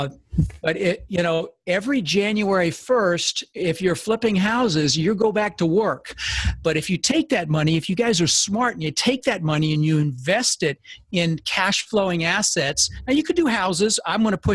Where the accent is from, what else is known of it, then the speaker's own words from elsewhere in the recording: Denver, Colorado, United States; also born or lived in Netherlands; I immigrated when I was 6 from Holland, ended up in Denver